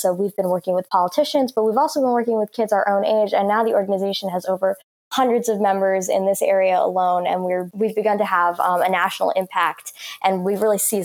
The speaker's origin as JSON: {"language": "English", "town": "Alexandria", "region": "Virginia", "country": "United States", "tie": "born or raised there", "said": "my hometown of Alexandria"}